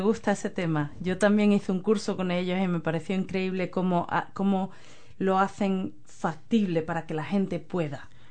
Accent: Spain; now in New Zealand; desde que yo me fui de España

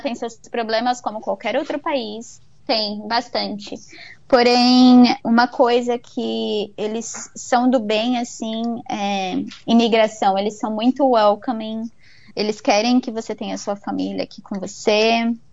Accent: Brazil; now in Vancouver, Canada; eu, como brasileira, eu venho de sistema de saúde particular no Brasil

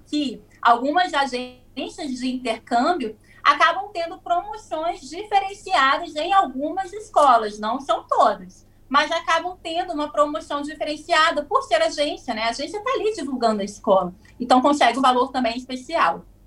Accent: Espírito Santo, Brazil; also born or lived in New Zealand; now in Vila Velha, Brazil; eu sou do Espírito Santo

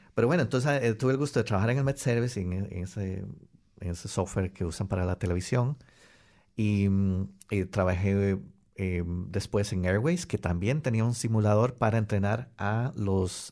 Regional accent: Costa Rica; moved away as an adult; also born or lived in Wellington, New Zealand / Christchurch, New Zealand / Melbourne, Australia; now in New Zealand; en todas las empresas que yo trabajaba en Costa Rica

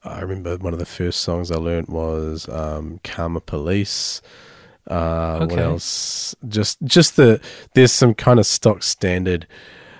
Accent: Amberley, Canterbury, New Zealand; also born or lived in Hanmer Springs; In Hamner Springs initially, till okay. I was 8, and then moved to Amberley.

